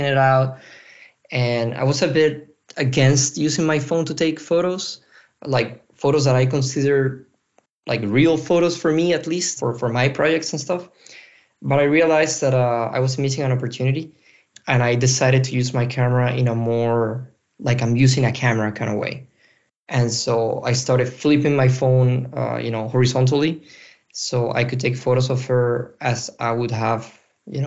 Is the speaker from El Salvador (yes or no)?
no; Venezuela; moved away as an adult; now in Brussels, Belgium; I'm a photographer currently based in Brussels, Belgium. And I'm originally from Venezuela.